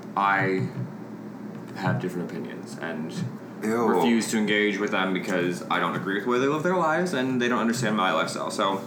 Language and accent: English; St. Louis, Missouri, United States; moved away as an adult; now in Kansas City, United States; Growing up in St. Louis, like I was 18 when I moved to Kansas City.